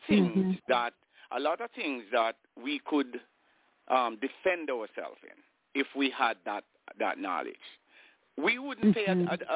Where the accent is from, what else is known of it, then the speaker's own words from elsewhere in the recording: Saint Catherine, Jamaica; I'm born in Jamaica